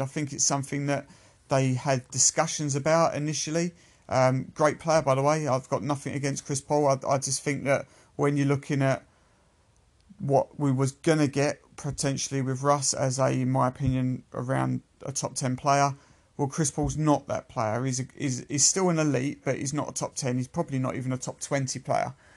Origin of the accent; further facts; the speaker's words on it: United Kingdom; I am a Brit